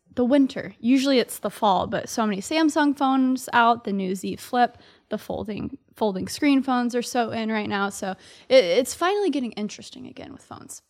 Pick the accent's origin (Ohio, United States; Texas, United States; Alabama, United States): Texas, United States; Dallas; moved away as an adult; now in New York City, United States; I grew up in Dallas, Texas. So I'm a Southerner living here in New York City. So I've been in New York for four years